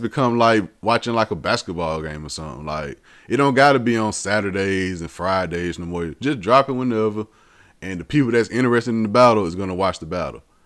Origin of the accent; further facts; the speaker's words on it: the South, United States; I'm born and raised in the South